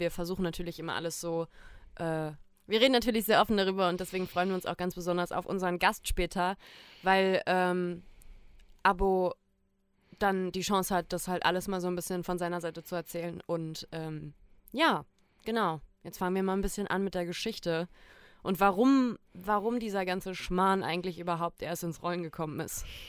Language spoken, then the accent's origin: German; Germany; ich komme aus Deutschland, bin in Deutschland geboren